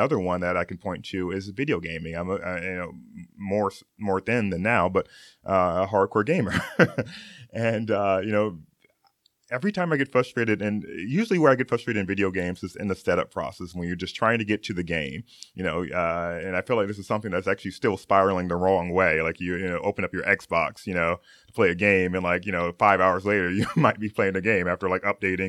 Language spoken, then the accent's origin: English; Okinawa, Japan; moved away; also born or lived in Gary, Indiana, United States / North Carolina, United States; I was born in Gary, Indiana. Yeah. Woohoo! And when I was 5 years old, my family moved to Japan, which I spent the majority of our time, particularly Okinawa, Japan.